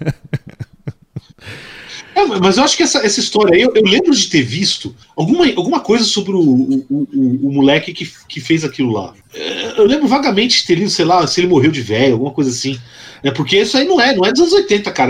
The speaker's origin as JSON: {"language": "Portuguese", "region": "São Paulo", "country": "Brazil", "tie": "born or raised there", "said": "eu, eu sou paulistano de nascença"}